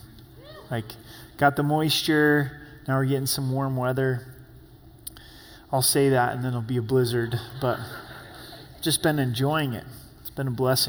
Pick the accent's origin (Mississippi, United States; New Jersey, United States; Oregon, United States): Oregon, United States; Southern; I grew up in Southern Oregon, and it gets surprisingly hot there